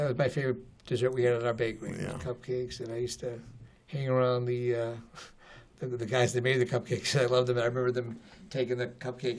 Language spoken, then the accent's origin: English; Avellino, Campania, Italy; I was from Avellino.